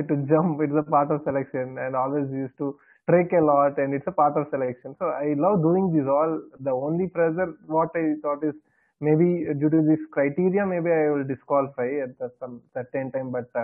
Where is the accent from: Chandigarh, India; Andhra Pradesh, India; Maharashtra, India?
Andhra Pradesh, India; Visakhapatnam; I am from Vishakhapatnam